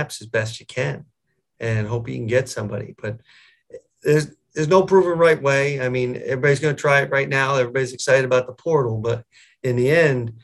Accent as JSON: {"language": "English", "region": "Connecticut", "country": "United States", "tie": "born or raised there", "also_born_or_lived": "Buffalo area, New York", "moved": "as an adult", "lives_now": "Buffalo, United States", "said": "I grew up down in Connecticut, about 7 hours from here."}